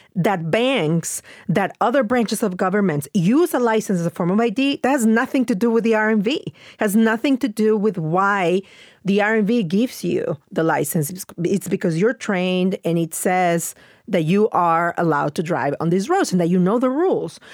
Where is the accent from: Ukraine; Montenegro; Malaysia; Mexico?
Mexico; moved away; growing up in Mexico